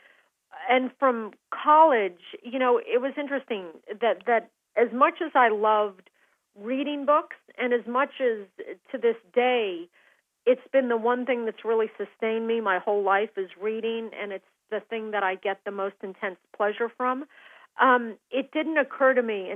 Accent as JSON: {"language": "English", "town": "Aspen", "region": "Colorado", "country": "United States", "tie": "born or raised there", "said": "growing up in Aspen"}